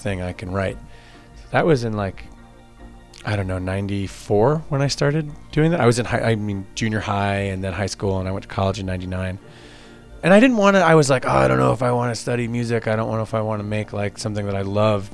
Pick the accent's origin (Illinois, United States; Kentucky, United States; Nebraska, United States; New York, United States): New York, United States; Long Island; moved away as an adult; also born or lived in Westchester, New York; now in Baltimore, United States; I grew up in Long Island, and I moved out of there when I was 18.